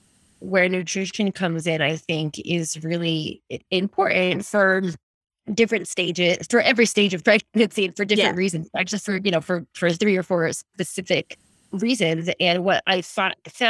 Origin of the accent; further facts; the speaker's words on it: East Coast of America, United States; moved away as an adult; also born or lived in California; now in Australia; I'm from the East Coast of America, like, and an Italian family